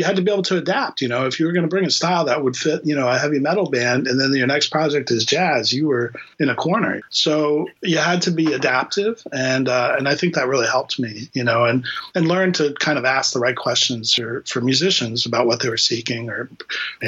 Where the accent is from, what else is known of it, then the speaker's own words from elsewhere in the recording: Miami, Florida, United States; moved away as an adult; also born or lived in Boston, Massachusetts; I was born and raised in Miami, Florida. I came to Boston to go to Boston University.